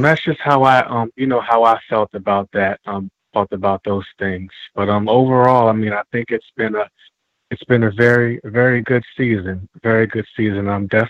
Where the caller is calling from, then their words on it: Philadelphia, Pennsylvania, United States; calling you from Philadelphia.